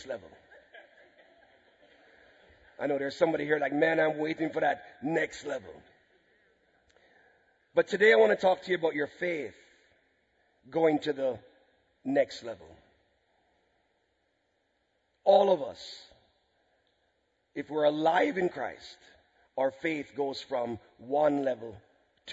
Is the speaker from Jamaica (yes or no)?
yes; Jamaica; we're from Jamaica